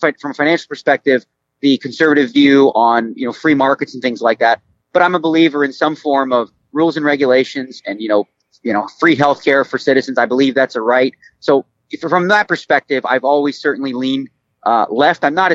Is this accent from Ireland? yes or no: no; Canada; now in United States; growing up in Canada